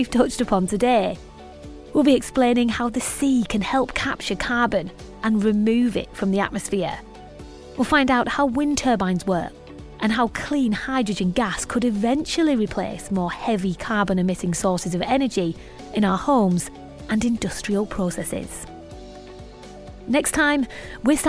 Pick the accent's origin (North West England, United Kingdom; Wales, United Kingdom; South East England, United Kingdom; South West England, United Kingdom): North West England, United Kingdom; Cumbria; I'm from Cumbria